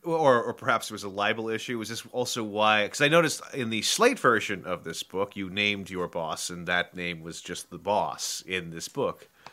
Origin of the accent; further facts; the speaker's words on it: San Francisco, California, United States; I'm from San Francisco